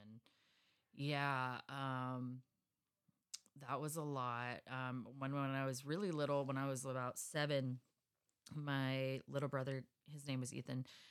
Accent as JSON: {"language": "English", "town": "Escondido", "region": "California", "country": "United States", "tie": "born or raised there", "said": "I grew up in Escondido"}